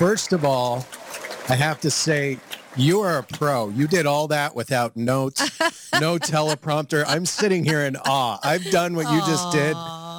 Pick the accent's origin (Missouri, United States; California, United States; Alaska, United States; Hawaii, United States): Hawaii, United States; also born or lived in Long Island, New York; I grew up in Hawaii. I'm the youngest of 8 children.